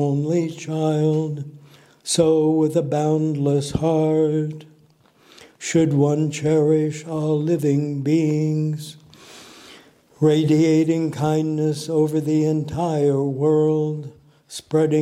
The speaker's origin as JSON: {"language": "English", "town": "Des Moines", "region": "Iowa", "country": "United States", "tie": "born or raised there", "also_born_or_lived": "Omaha, Nebraska", "moved": "yes", "said": "I grew up in Des Moines, Iowa."}